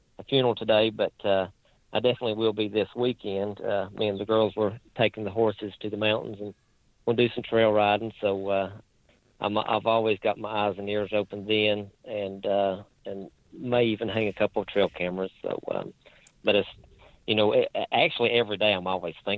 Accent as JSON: {"language": "English", "town": "Lebanon", "region": "Virginia", "country": "United States", "accent": "hillbilly", "said": "If you can't tell by my accent, I'm about as hillbilly as you can get. But I'm pretty proud to be from where I am from"}